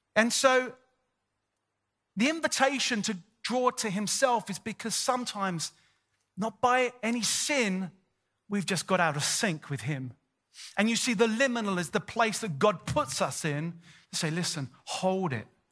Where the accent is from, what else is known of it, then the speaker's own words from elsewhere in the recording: London, United Kingdom; moved away as an adult; also born or lived in Sydney, Australia; I'm born and bred, I'm born and bred in North London